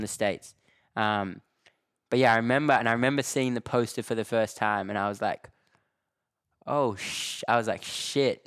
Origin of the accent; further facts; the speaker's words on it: Australia; accent: Australian; moved away as an adult; now in London, United Kingdom; I'm from Australia, you know what I mean? And, like, I moved to London early twenty sixteen, never been to Europe in my life.